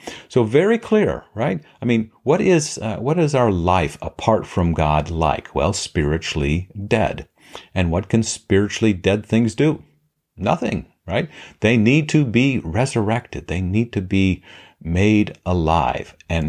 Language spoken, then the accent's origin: English; Papua New Guinea; now in Detroit, United States; I grew up in Papua New Guinea as a missionary kid. I'm currently in the Metro Detroit area.